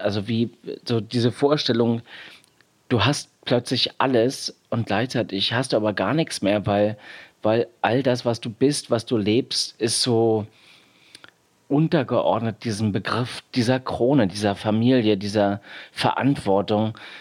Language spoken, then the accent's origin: German; East Germany, Germany; ich bin im Osten groß geworden oder hatte da meine Kindheit